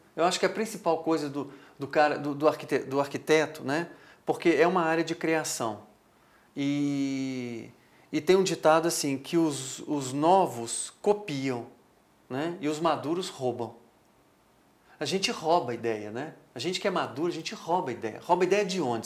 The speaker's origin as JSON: {"language": "Portuguese", "region": "Minas Gerais", "country": "Brazil", "said": "A gente é mineiro, a gente é um pouco meio é, desconfiado, retraído um pouco"}